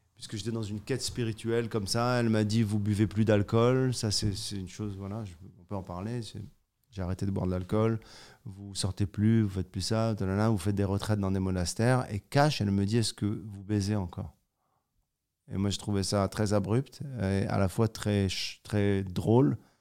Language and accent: French; Morocco; Je suis né au Maroc.